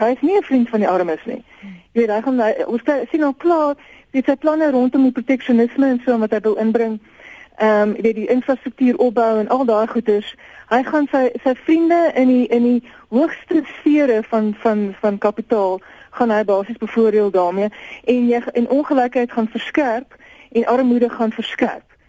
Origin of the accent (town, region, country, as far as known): South Africa